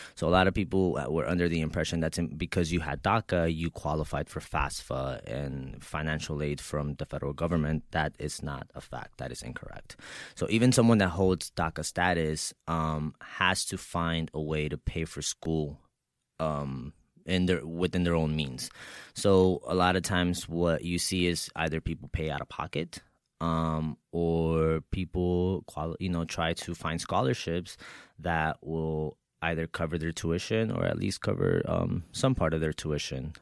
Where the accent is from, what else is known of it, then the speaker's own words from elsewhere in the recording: Texas, United States; moved away as an adult; also born or lived in Mexico; now in New York, United States; I was six years old when my mother brought me here to the United States, right, uh, from Mexico. So, um, I grew up in Texas